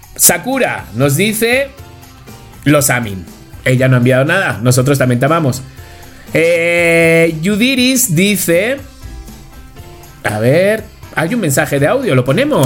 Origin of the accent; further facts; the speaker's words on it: Spain; now in Mexico; yo soy español